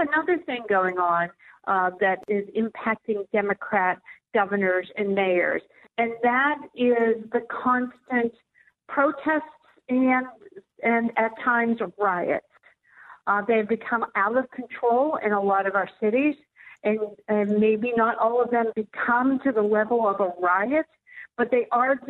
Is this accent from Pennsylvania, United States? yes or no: yes; Pittsburgh, Pennsylvania, United States; here in my hometown of Pittsburgh